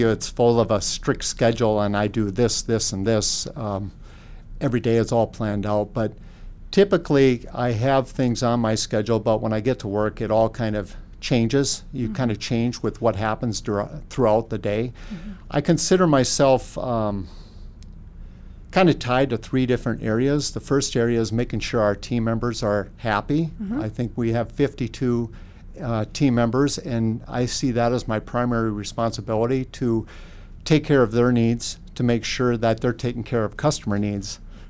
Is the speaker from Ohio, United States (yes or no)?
no; Linton, North Dakota, United States; I grew up in Linton, a small community in south central North Dakota